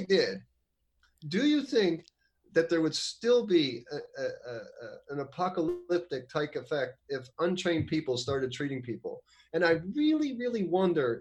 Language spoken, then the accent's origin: English; United States